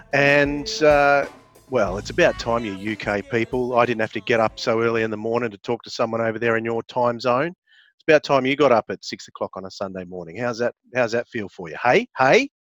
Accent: Richmond, New South Wales, Australia; because I grew up in Richmond.

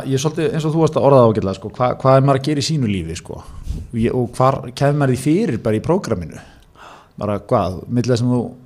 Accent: Seltjarnarnes, Capital Region, Iceland; mín heimabæ Seltjarnarnesi

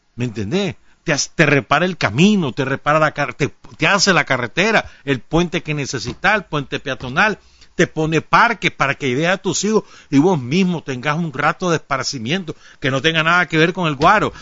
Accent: Nicaragua; cómo somos los nicas

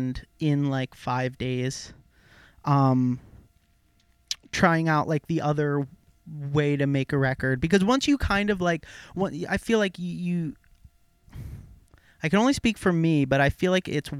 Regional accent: Cream Ridge, New Jersey, United States; I was born and raised in Cream Ridge, New Jersey.

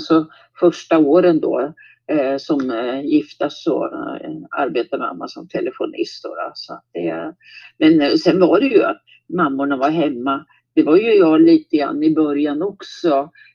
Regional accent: Nyköping, Södermanland, Sweden; also born or lived in Visby, Gotland; sen har jag växt upp i Nyköping med omnejd så att säga runt om, eh, ja, i närheten av Nyköping

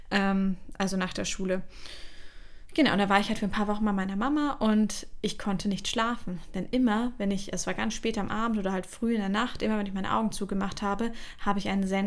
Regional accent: Bavaria, Germany; also born or lived in Mainz; da wo wir auch, äh, unsere Familie auch ursprünglich herkommt. Und als ich klein war, sind wir eben in die Nähe von München gezogen.

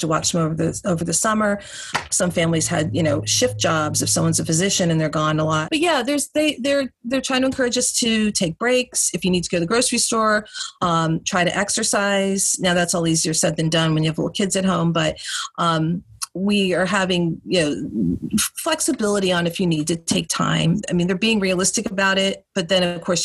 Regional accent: outside New York, United States; I grew up outside New York

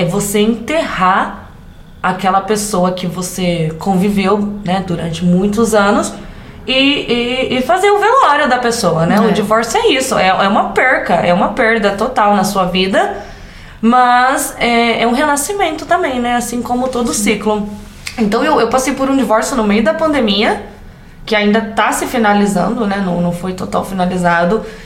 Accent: interior of São Paulo, Brazil; accent: caipira; sou caipira com orgulho que fala porta, porteira e portão, lá dos Cafundel, onde Judas perdeu as botas no interior de São Paulo

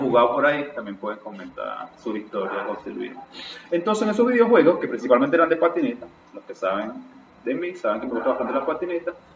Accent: Irapa, Sucre, Venezuela; yo me crié allá en Irapa, Estado Sucre

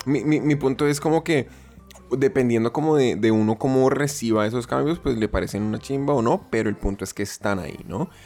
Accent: Colombia; moved away; also born or lived in Japan; yo como colombiano

